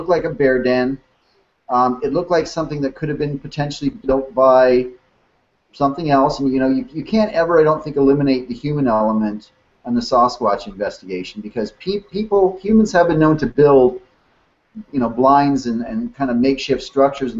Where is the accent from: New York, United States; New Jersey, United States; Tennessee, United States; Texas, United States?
Texas, United States; south of Houston, Texas Gulf Coast, United States; also born or lived in Lansing, Michigan / Twin Cities, Minnesota; I lived in Minnesota until I was maybe 11 or 12, grew up in the Twin Cities area, and then I've been in Texas since 1978, mostly growing up south of Houston there, on the Gulf Coast